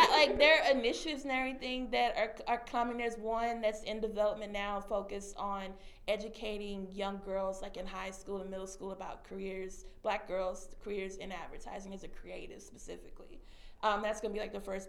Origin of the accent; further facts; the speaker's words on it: Texas, United States; moved away as an adult; now in Chicago, United States; Next year, I'll be moving to Texas. I'm going to go to my hometown